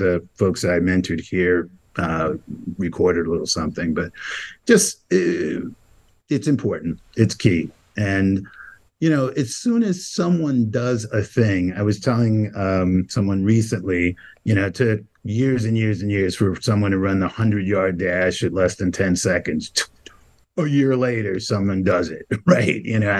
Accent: New York City, New York, United States; I grew up in Brownsville, Brooklyn

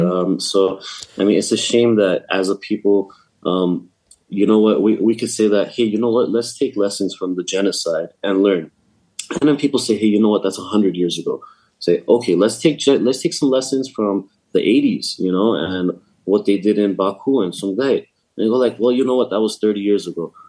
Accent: Los Angeles, California, United States; I'm from California, from

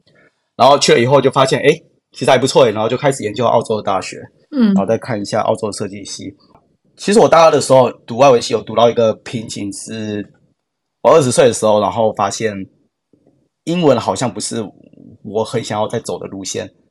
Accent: Yunlin County, Taiwan; now in Brisbane, Australia; 我是云林人，二十六岁。呃，目前在澳洲的医疗保险公司担任担任产品设计师，

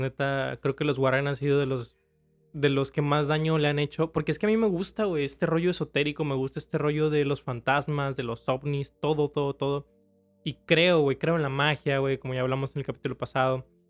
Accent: Mexico; como cultura mexicana

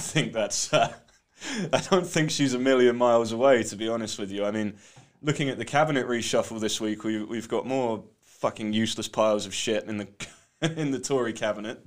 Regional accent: United Kingdom; you're bloody British

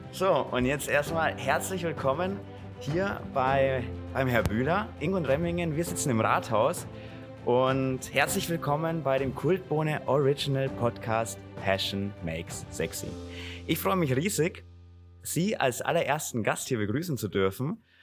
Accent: Gundremmingen, Bavaria, Germany; In meiner Heimat, ich bin hier aufgewachsen in Gundremmingen

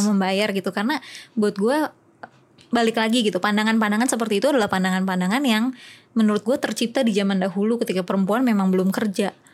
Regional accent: West Java, Indonesia; gue lahir di daerah Jawa Barat

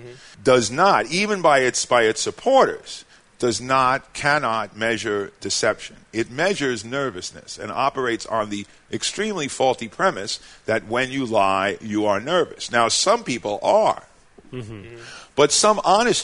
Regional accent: New York City, New York, United States; I was born in Brooklyn

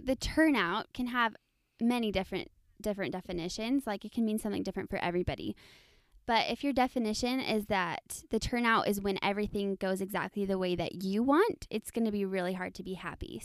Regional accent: Texas, United States; moved away as an adult; also born or lived in Idaho / Utah; now in Arizona, United States; I am from Texas, so yes, Southern Belles

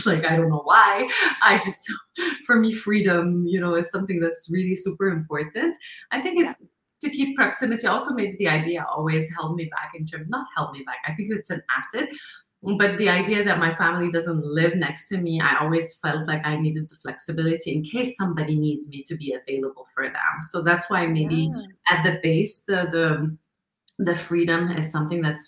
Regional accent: Lebanon; moved away as an adult; now in Montreal, Canada; I come originally from Lebanon, and I grew up actually in war times of Lebanon

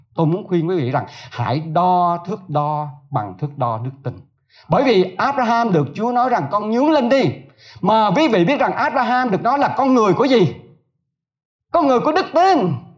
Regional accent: Southern Vietnam, Vietnam; tôi là người miền Nam

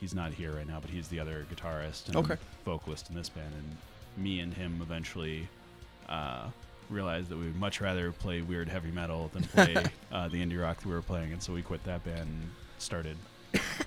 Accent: Hull, Massachusetts, United States; I grew up in Massachusetts on the South Shore. I grew up in Hull

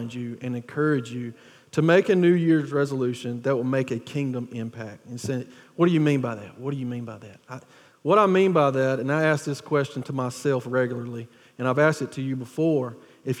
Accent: Wilkinson County, Georgia, United States; planting a church in Wilkeson County, which is about 30, 40 minutes away from here. It's my hometown. It's the people that I grew up

